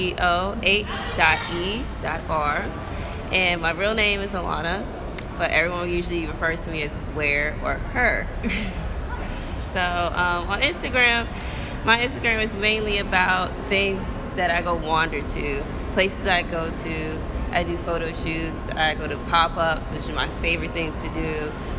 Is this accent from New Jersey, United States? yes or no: yes; New Jersey, United States; moved away as an adult; also born or lived in Richmond, Virginia; I'm from Jersey originally, born and raised and everything